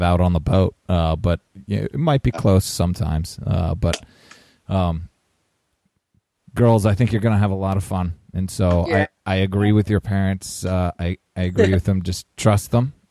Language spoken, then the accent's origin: English; upstate New York, United States; moved away as an adult; Snow skied all my life in upstate New York, and moved south for school